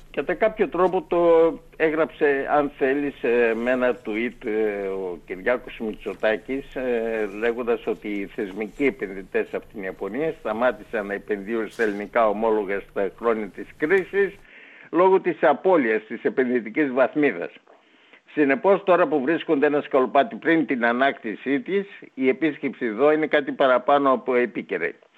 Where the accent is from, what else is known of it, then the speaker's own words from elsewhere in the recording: Greece; είμαστε Έλληνες